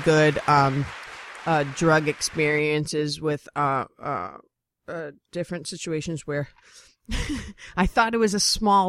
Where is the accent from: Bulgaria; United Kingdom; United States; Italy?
United States; Boston, Massachusetts; also born or lived in Los Angeles; now in New York, United States; Yes, and I'm from Boston.